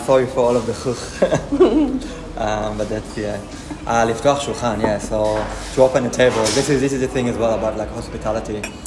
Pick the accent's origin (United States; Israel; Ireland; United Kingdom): Israel; moved away; I'm from Israel